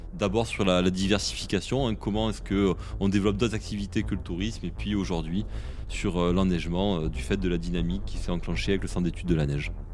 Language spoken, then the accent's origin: French; Vaucluse, Provence-Alpes-Côte d'Azur, France; je suis originaire du Vaucluse